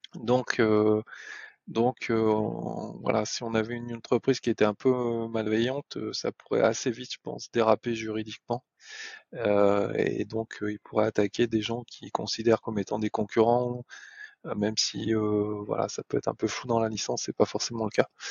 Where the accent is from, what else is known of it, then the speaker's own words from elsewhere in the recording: France; on on est français